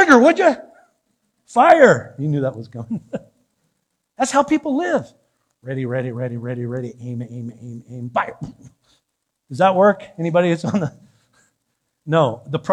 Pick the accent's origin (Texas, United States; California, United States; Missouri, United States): California, United States; San Diego; I'm from San Diego.